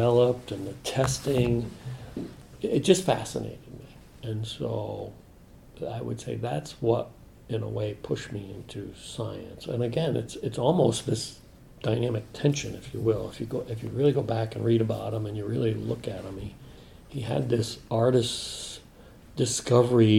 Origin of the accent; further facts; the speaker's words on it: New England, United States; I grew up in New England